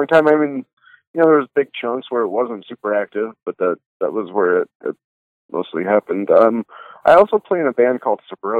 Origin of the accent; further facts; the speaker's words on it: Spanish Fork, Utah, United States; also born or lived in Salt Lake City, Utah; I was born and raised in, like, more middle Utah, small town Utah, like Spanish Fork, Utah.